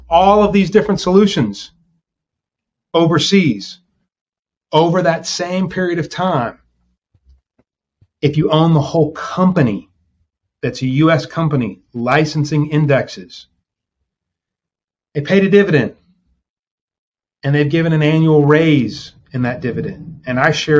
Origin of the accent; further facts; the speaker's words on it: New Orleans, Louisiana, United States; we're both from New Orleans